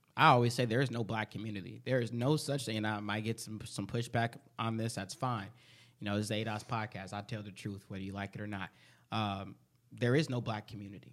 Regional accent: Chicago, Illinois, United States; now in Minnesota, United States; I'm from Chicago

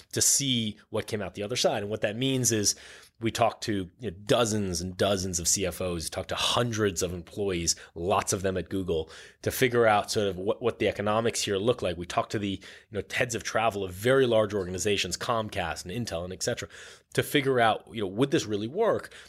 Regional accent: New York City, New York, United States; I grew up on the Upper East Side and then Upper West Side and then Chelsea.

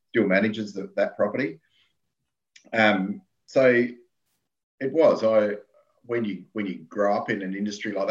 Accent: Yalanna, South Australia, Australia; I'm from South Australia, in the middle, at the bottom.

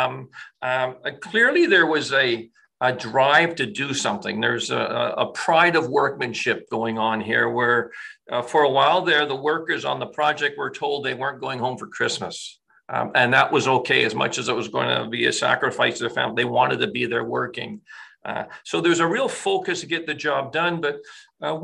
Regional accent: North Shore, British Columbia, Canada; I remember growing up in the North Shore

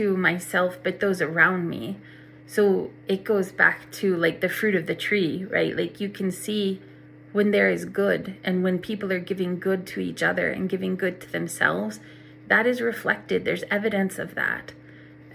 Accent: Oklahoma, United States; I'm from Oklahoma

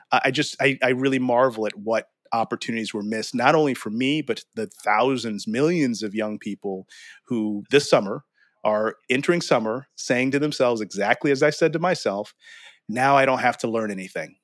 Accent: St. Louis, Missouri, United States; now in Texas, United States; I grew up in Saint Louis

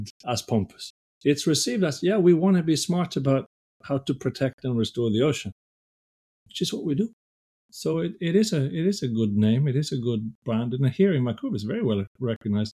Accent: Sweden; English is a second language; moved away as an adult; now in Canada; I was born in Sweden

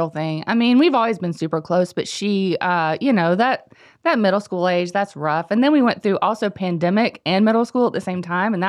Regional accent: Shelby, North Carolina, United States; His name was Noel T. Manning, growing up in Shelby.

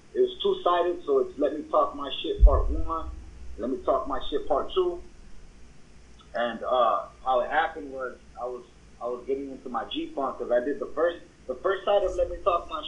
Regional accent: West Coast, United States; You know, we're from the West Coast, so

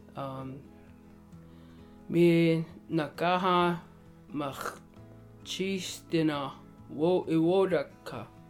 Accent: Standing Buffalo Dakota Nation, Saskatchewan, Canada; I am Dakota from Standing Buffalo, Dakota Nation

